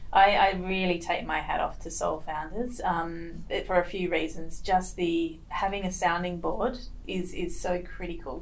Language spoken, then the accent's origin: English; Perth, Western Australia, Australia; I'm Perth born and bred. Um, what we WA people called sand gropers. I am truly a sand groper